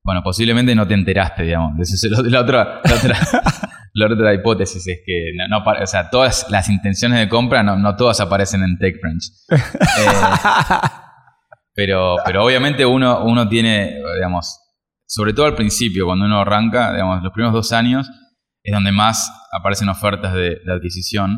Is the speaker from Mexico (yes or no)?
no; Argentina; como argentinos